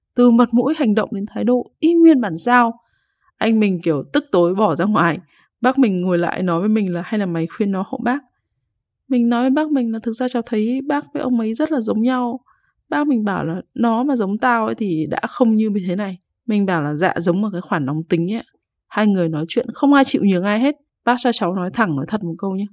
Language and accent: Vietnamese; Hai Phong, Vietnam; now in Hanoi, Vietnam; Hồi nhỏ thì ông ở Bắc Ninh còn mình thì ở Hải Phòng